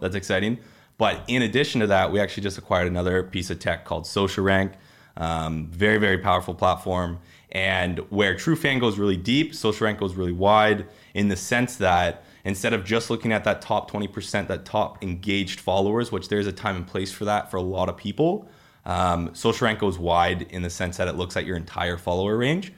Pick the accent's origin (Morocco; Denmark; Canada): Canada; Peterborough, Ontario; now in Toronto, Canada; I'm unfortunately from Peterborough